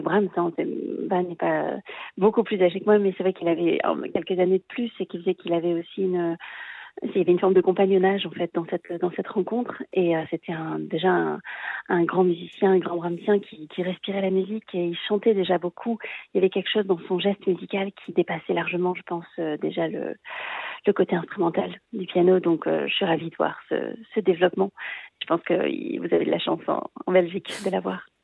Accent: Marseille, Provence-Alpes-Côte d'Azur, France; moved away; also born or lived in Paris / Vienna / Munich; je suis marseillaise, euh, donc une fille du sud de la France

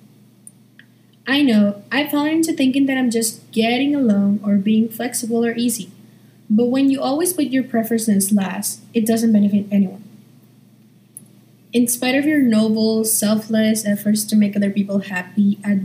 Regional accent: Paraguay; I'm from Paraguay, and I'm a junior at Nihongaku School

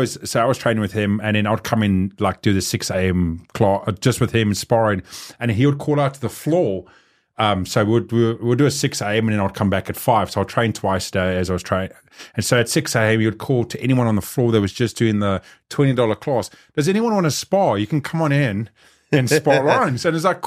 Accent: South Africa; So growing up in South Africa, you know, having street fights there, doing everything else

